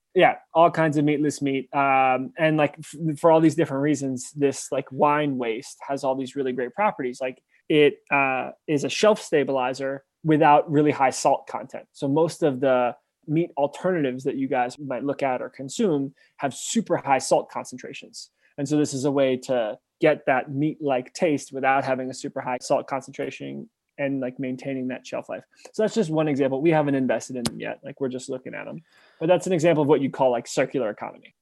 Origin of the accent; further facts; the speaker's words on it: New York City, New York, United States; moved away as an adult; also born or lived in Memphis, Tennessee; I'm from New York City